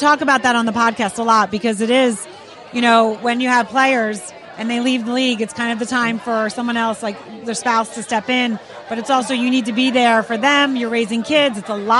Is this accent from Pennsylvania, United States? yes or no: yes; right outside of Philly, Pennsylvania, United States; I grew up right outside of Philly.